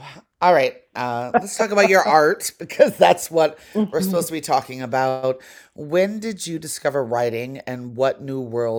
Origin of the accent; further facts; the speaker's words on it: Las Vegas, Nevada, United States; we were poor, you know, poor working class. And I was in school, I grew up in Las Vegas.